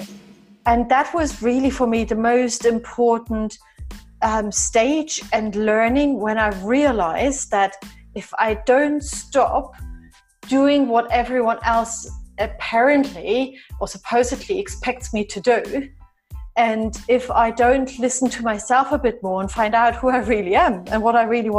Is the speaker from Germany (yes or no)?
yes; East Germany, Germany; moved away; I was born and raised in East Germany